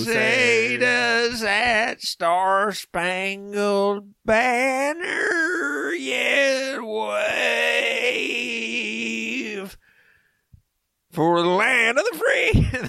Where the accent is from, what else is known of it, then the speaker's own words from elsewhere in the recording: Mobile, Alabama, United States; Yeah, and I'm from Mobile, Alabama, but that's a big Mardi Gras American community